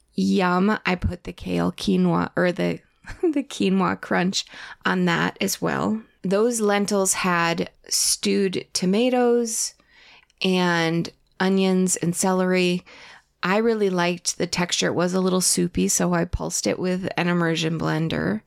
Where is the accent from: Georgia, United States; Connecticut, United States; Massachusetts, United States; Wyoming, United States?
Connecticut, United States; moved away; I grew up with it in Connecticut